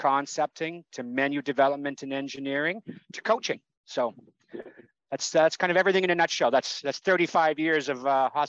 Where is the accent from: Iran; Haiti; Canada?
Canada; born there; I'm a Canadian, you know, by birth, and that's what it says on my passport.